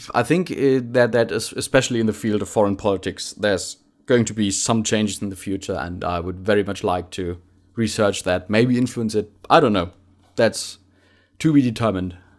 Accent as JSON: {"language": "English", "town": "Bottrop", "region": "North Rhine-Westphalia", "country": "Germany", "second_language": "English", "moved": "as an adult", "lives_now": "Munich, Germany", "said": "I'm from, from the ci-, the, the city of Bottrop, uh, which is, uh, an, a pretty industrial town."}